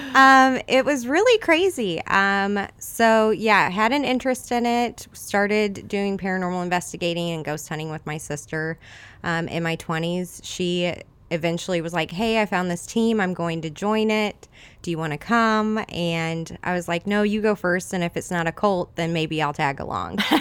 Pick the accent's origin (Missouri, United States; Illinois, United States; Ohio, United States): Illinois, United States; Edwardsville; now in Godfrey, United States; I grew up in the Edwardsville area, um, a bunch of little towns around there